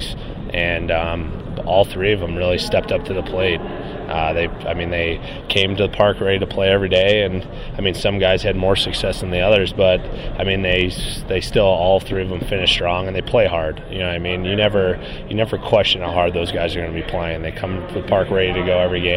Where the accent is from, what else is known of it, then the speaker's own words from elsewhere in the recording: Chicago, Illinois, United States; now in Florida, United States; I'm from Chicago originally, but I moved down to Florida